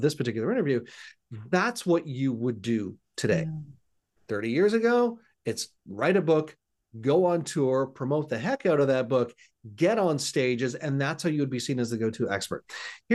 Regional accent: Hamilton, Ontario, Canada; moved away as an adult; now in Gananoque, Canada; I'm actually born and raised in a city called Hamilton, Ontario

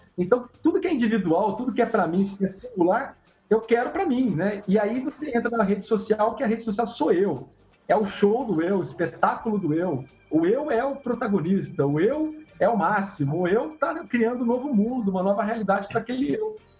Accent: interior of São Paulo, Brazil; eu sou do interior de São Paulo, eu era criança

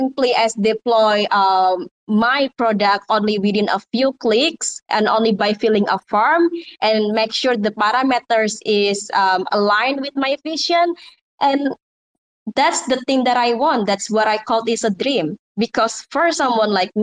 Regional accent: Indonesia; English is a second language; I'm from Indonesia originally, and English is not my native mother language

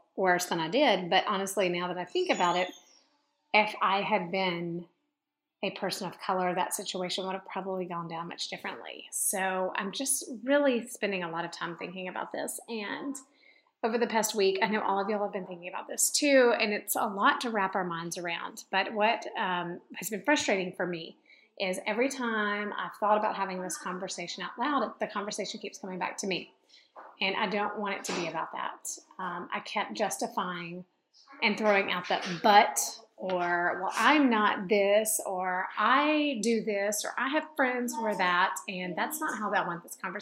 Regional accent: Memphis, Tennessee, United States; where I grew up in Memphis, Tennessee

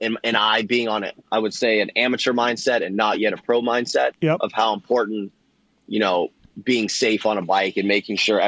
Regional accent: Orlando, Florida, United States; I was born and raised in Orlando, Claremont

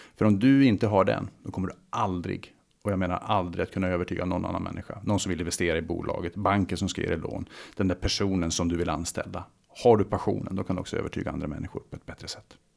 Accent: Luleå, Norrbotten County, Sweden; moved away; Jag startade mitt första företag eh, kring 18, i 18 års ålder hemma i Luleå.

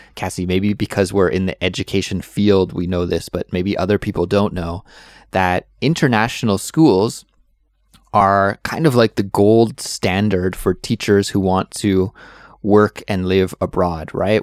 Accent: Canada; now in South Korea; I'm a Canadian, but I live currently in South Korea.

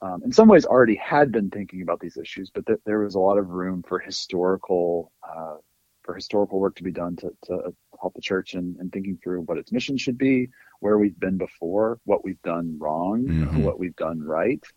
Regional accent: North Alabama, United States; moved away as an adult; also born or lived in Illinois / North Carolina; now in Boston, United States; originally from Alabama. I grew up in North Alabama

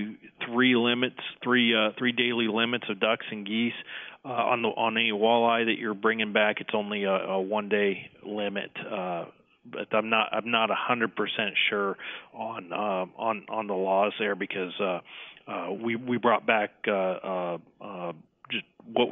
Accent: Nebraska, United States; In my home state in Nebraska

